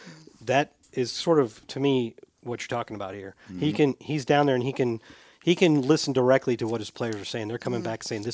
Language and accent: English; St. Louis, Missouri, United States; I swear it was not me. And I'm not from St. Louis anymore.